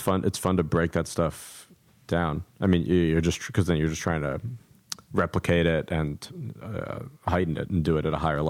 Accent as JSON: {"language": "English", "town": "New York City", "region": "New York", "country": "United States", "also_born_or_lived": "Chicago", "said": "I'm from New York, and so then I moved back to New York right after I finished school"}